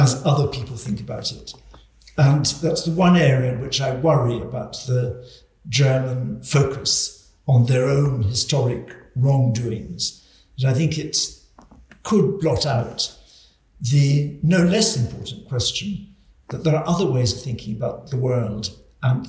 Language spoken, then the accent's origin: English; Scotland, United Kingdom; moved away as an adult; A Scot.